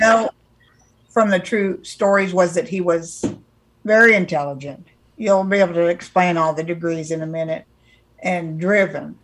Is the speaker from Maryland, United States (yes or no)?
no; California, United States; I'm from California